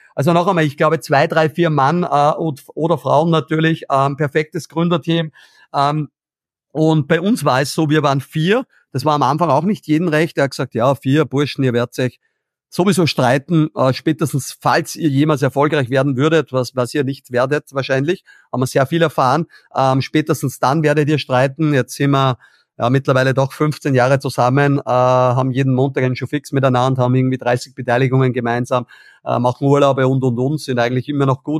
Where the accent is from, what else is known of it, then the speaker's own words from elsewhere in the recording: Austria; bei uns in Österreich